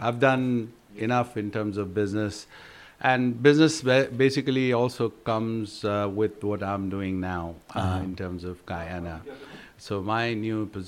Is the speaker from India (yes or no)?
yes; Hyderabad, Telangana, India; now in United States; traveling with him in my hometown